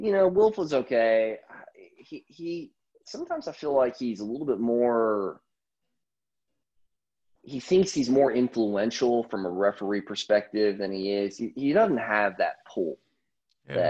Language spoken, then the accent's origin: English; United States